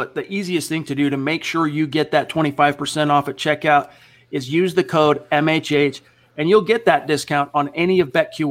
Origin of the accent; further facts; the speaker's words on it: Hawaii, United States; I'm Hawaiian and Samoan.